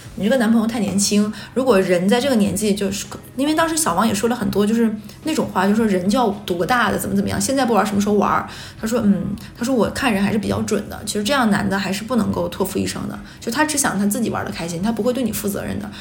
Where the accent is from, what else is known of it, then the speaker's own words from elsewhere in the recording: Northeast China, China; 我们几个人都是东北人